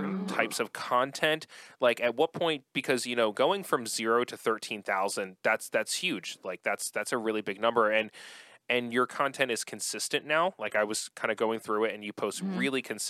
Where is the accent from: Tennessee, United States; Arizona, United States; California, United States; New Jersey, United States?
New Jersey, United States; I'm from Jersey as well, South Jersey, originally